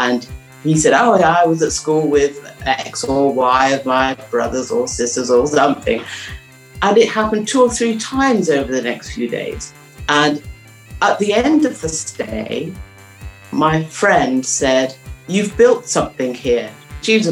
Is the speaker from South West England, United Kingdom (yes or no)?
yes; Cornwall, South West England, United Kingdom; we're into the fourth generation here now